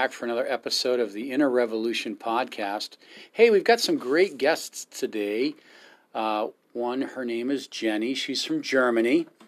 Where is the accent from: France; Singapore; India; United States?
India; Uh, I'm Indian.